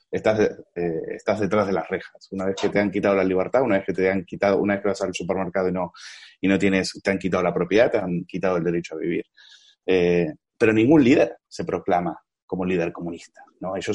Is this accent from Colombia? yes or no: no; Argentina; yo como argentino me siento muy, muy identificado tanto con Eduardo como con Orlando, porque de alguna manera eh, hemos vivido historias paralelas